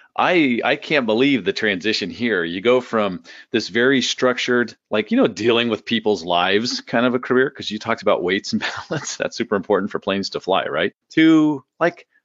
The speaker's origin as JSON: {"language": "English", "town": "San Diego", "region": "California", "country": "United States", "tie": "born or raised there", "moved": "as an adult", "lives_now": "Florida, United States", "said": "I grew up in San Diego, 40 years. I lived in San Diego"}